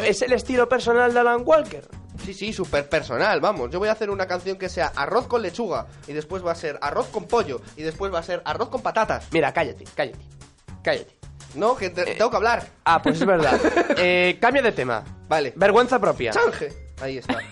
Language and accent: Spanish; Ponferrada, Castile and León, Spain; Ponferrada, que es de donde yo soy.